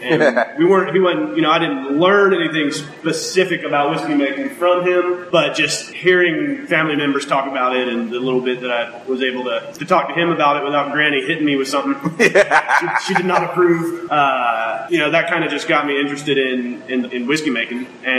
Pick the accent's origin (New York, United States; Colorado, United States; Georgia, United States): Georgia, United States; Haralson County; I grew up in Harrelson County, Georgia, which is northwest of here a little ways.